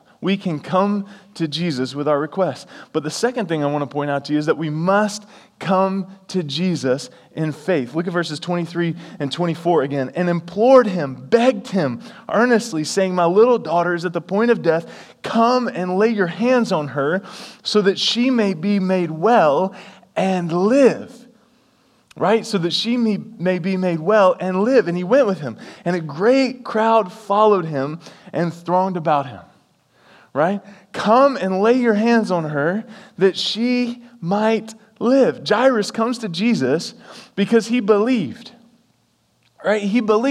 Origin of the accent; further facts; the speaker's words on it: the South, United States; I'm from the South